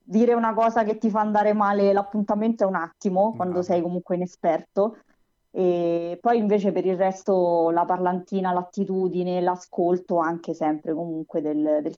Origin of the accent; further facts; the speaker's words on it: Tivoli, Lazio, Italy; eh, Tivoli